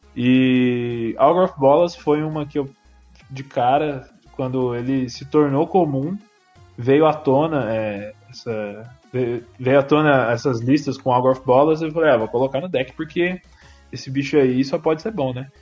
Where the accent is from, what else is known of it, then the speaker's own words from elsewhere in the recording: Aparecida, São Paulo, Brazil; eu sou de Aparecida, Vale do Paraíba, né? interior de São Paulo